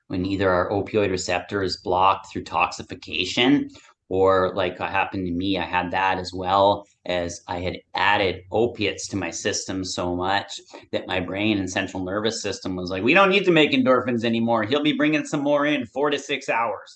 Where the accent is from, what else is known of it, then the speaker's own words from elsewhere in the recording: Nanaimo, British Columbia, Canada; my hometown here of Nanaimo